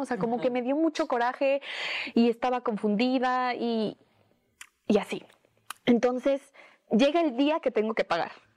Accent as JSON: {"language": "Spanish", "country": "Mexico", "said": "una mexicana limitada"}